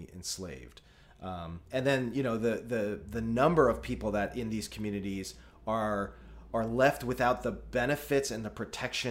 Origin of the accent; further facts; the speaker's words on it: United States; as an American